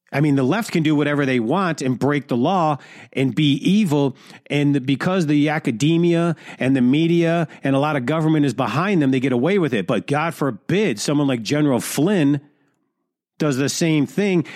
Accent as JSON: {"language": "English", "town": "Detroit", "region": "Michigan", "country": "United States", "tie": "born or raised there", "said": "the hood of Detroit, which is my hometown"}